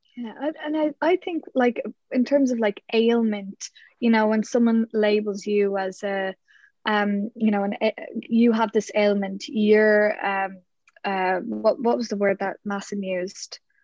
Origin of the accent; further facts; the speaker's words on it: Ireland; we're Irish